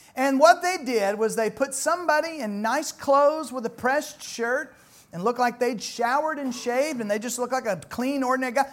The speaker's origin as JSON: {"language": "English", "town": "Louisville", "region": "Kentucky", "country": "United States", "tie": "born or raised there", "said": "I'm really from the Louisville area"}